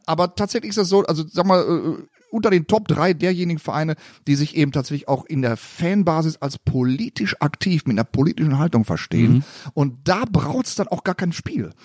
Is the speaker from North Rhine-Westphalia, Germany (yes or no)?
yes; Gelsenkirchen, North Rhine-Westphalia, Germany; ich komme aus dem Stadtteil gegenüber vom Stadion. Es gibt ja. einen Stadtteil, der heißt Schalke.